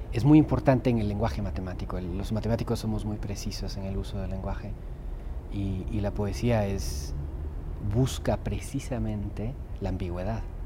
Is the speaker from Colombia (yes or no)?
no; Guatemala; also born or lived in Germany; now in Salem, United States; nací en Alemania, soy ciudadano norteamericano ahora, crecí en Guatemala